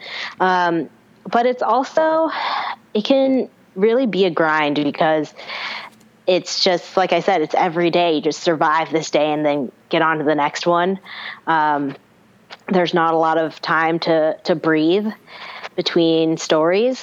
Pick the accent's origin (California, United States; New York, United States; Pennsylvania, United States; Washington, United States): Washington, United States; Seattle; moved away as an adult; now in Los Angeles, United States; I grew up in Seattle